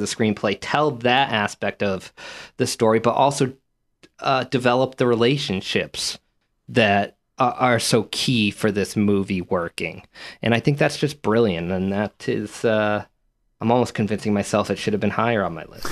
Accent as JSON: {"language": "English", "country": "United States", "said": "being from this country"}